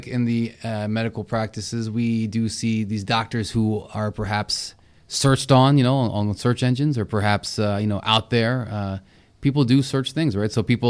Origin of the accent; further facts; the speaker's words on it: India; Oh, because I'm Indian?